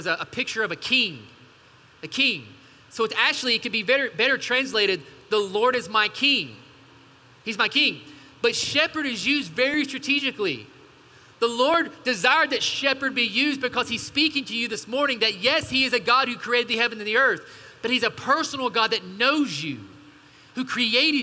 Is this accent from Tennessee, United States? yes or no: yes; East Tennessee, United States; moved away; also born or lived in Portland; I grew up in the outdoors. I'm from the mountains of East Tennessee